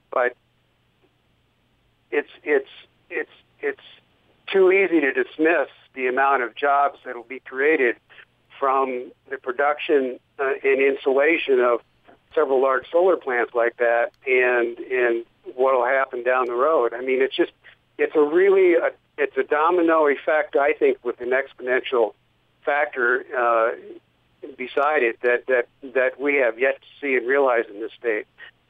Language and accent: English; Iowa, United States; now in Utah, United States; I grew up in Iowa in the Midwest